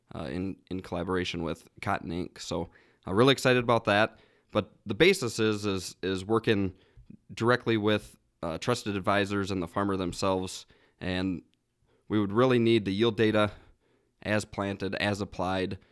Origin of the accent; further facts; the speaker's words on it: Worthington, Minnesota, United States; I guess I'm from Southwest Minnesota. I actually grew up about a half mile from the Iowa border